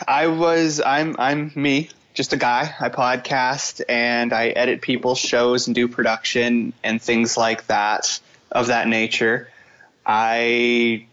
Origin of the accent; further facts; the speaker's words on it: Fredericton, New Brunswick, Canada; I live in Fredericton, which is, you know, my hometown. I grew up here from the tender age of like 3 or 4 years old